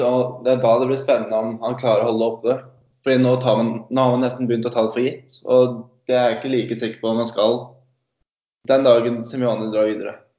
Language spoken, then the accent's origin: Norwegian; Sandefjord, Vestfold, Norway; now in Stavanger, Norway; Jeg kommer fra Sandefjord